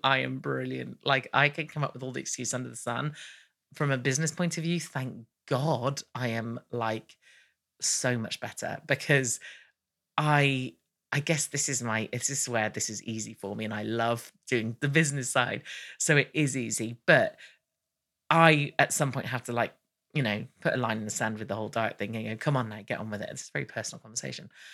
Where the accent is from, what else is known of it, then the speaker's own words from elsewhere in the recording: United Kingdom; I'm British